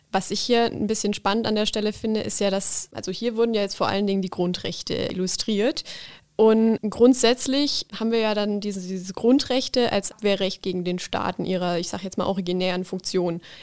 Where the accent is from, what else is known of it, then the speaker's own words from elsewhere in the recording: Saarland, Germany; insbesondere als Saarländer. Immerhin hat das Saarland eine sehr individuelle Geschichte.